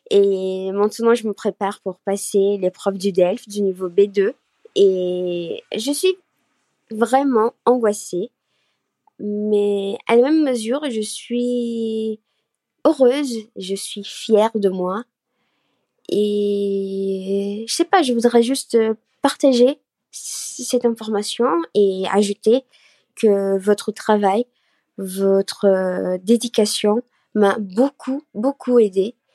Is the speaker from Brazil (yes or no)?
yes; Brazil; French is a second language; je suis brésilienne